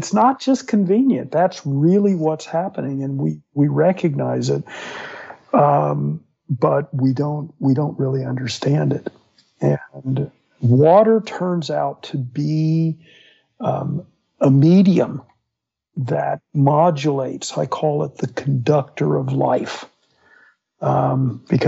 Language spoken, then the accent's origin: English; Fort Myers, Florida, United States; I grew up in Florida. And so, yeah, on the West Coast in Fort Myers